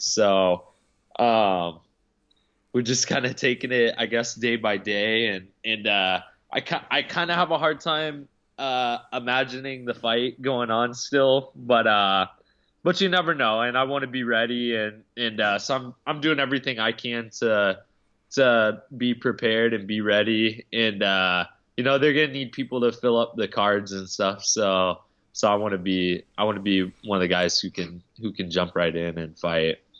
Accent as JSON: {"language": "English", "region": "Alaska", "country": "United States", "tie": "born or raised there", "said": "I grew up in Alaska"}